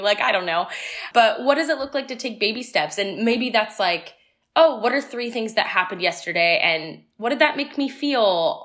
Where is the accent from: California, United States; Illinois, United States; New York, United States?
California, United States; Tustin; moved away as an adult; also born or lived in Seattle; I was originally born and raised in Southern California in Orange County in a small town called Tustin.